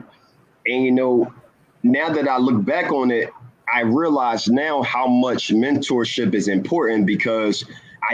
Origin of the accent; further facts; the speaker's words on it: Philadelphia, Pennsylvania, United States; I grew up in West Philadelphia, born and raised